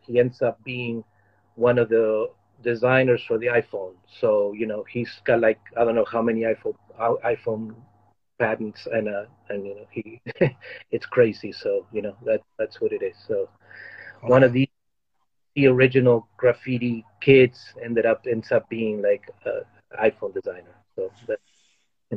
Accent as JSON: {"language": "English", "town": "Arlington", "region": "Virginia", "country": "United States", "tie": "born or raised there", "said": "When I moved to the United States, I grew up in Arlington"}